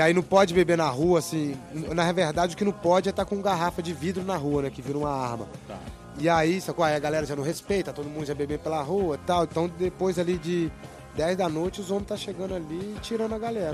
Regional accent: Minas Gerais, Brazil; now in Barcelona, Spain; Pelo menos lá na minha cidade era assim

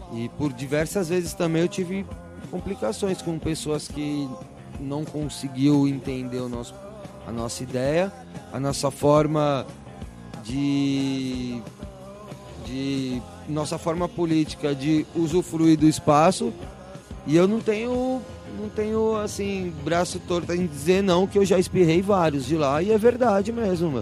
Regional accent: Brazil; also born or lived in Manaus; saí do Brasil mesmo, mas conheci bastante o Brasil, assim, viajei bastante dentro do nosso país

